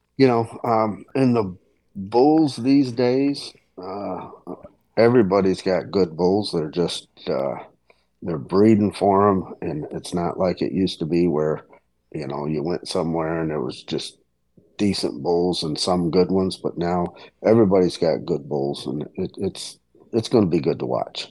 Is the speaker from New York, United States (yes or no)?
yes; Leicester, New York, United States; my hometown of Leicester, New York